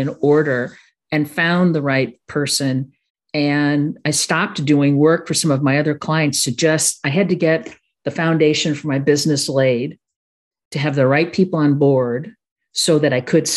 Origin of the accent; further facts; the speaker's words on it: Chicago, Illinois, United States; I am a Sicilian from Chicago